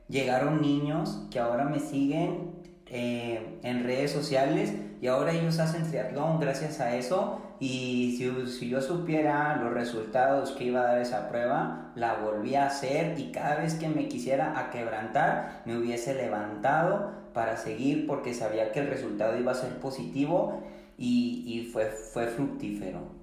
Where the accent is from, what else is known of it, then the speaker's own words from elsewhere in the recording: Apodaca, Nuevo León, Mexico; accent: regia; yo no soy de Monterrey, yo soy de Apodaca.